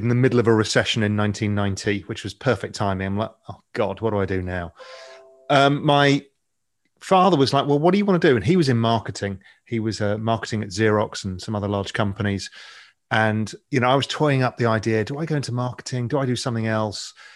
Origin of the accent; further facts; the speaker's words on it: England, United Kingdom; accent: English; as you can tell, my accent, I'm English